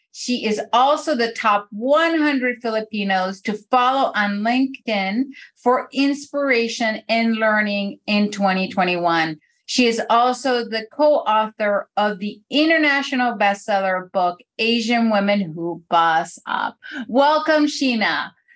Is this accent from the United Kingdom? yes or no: no; Venezuela; now in United States; when I was growing up in Venezuela, I was born in Venezuela and I wasn't even in the US yet.